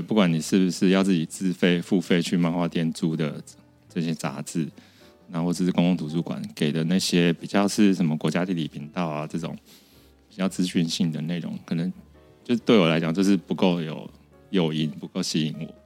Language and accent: Chinese; Sanchong, New Taipei, Taiwan; 我真的是一个从小在菜，三重菜市场长大的小孩